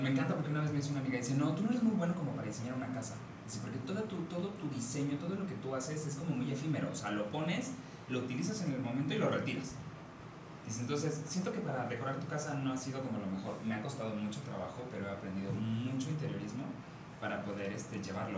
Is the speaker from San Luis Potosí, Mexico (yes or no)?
yes; San Luis Potosí, Mexico; now in Querétaro, Mexico; soy de San Luis Potosí, me tocó llegar a Querétaro